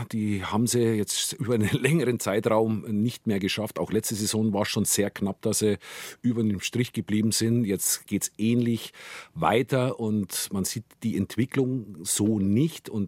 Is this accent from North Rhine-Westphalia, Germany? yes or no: no; Gilching, Bavaria, Germany; also born or lived in Munich, Germany; Und Guiching, ja, bin ich aufgewachsen